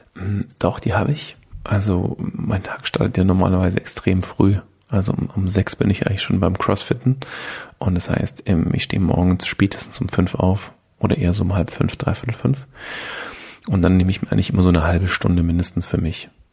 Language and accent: German; with Mercedes, Baden-Württemberg, Germany; Bin halt so ein bisschen in der äh, Automobilhochburg äh, aufgewachsen bei Mercedes